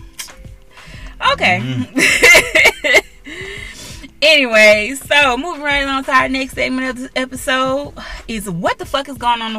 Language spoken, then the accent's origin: English; Louisiana, United States; in my hometown, Louisiana